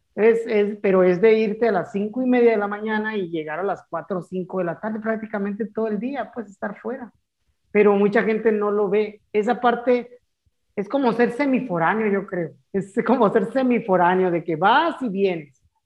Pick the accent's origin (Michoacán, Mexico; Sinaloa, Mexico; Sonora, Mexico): Sonora, Mexico; Ciudad Obregón; moved away as an adult; also born or lived in Hermosillo / Navojoa; de mi pueblo natal, de mi queridísimo Ciudad Obregón